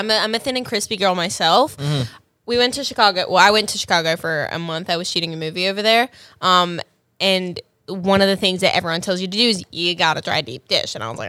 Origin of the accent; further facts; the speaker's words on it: Australia; accent: Australian; moved away as an adult; now in Los Angeles, United States; I was born and raised there. And then I moved here 6 years ago.